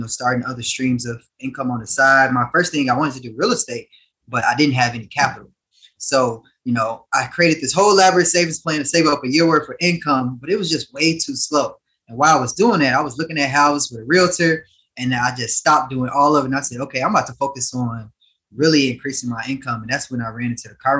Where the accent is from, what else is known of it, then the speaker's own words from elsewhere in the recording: Harvey, Illinois, United States; I was born in Harvey, Illinois, a small suburb outside of, in the south side of Chicago